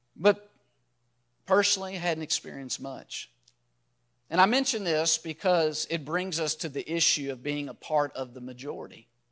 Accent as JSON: {"language": "English", "town": "Louisville", "region": "Kentucky", "country": "United States", "tie": "born or raised there", "said": "I was born and raised in Louisville, Kentucky"}